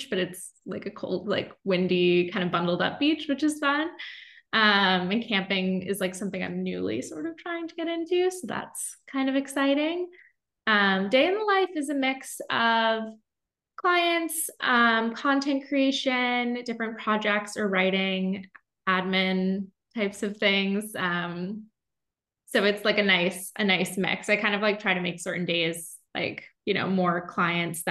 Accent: upstate New York, United States; moved away as an adult; also born or lived in Boston / Bermuda; now in San Francisco, United States; I am from the East Coast originally. So I grew up in upstate New York

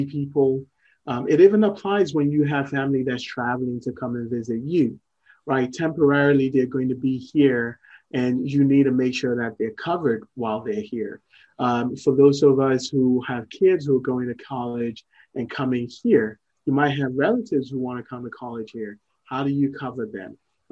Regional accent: Ghana; moved away as an adult; also born or lived in Morocco / Columbus, Ohio; I was born in Ghana, lived in Ghana for about 17 years growing up, and then moved to Morocco for college.

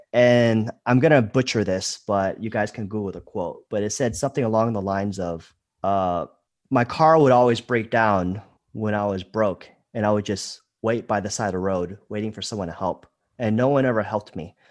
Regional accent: United States; moved away as an adult; also born or lived in Thailand / Vietnam; I was born and raised in America

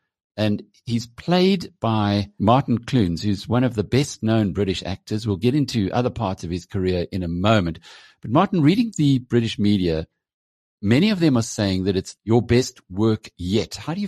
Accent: South Africa; from a South African perspective

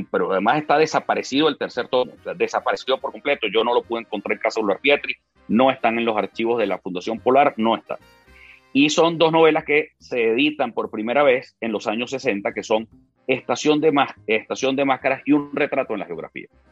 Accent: Venezuela; los venezolanos estamos más unidos que nunca

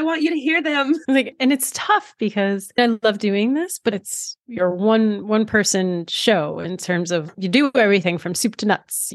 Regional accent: outside of New York City, United States; I grew up outside of New York City.

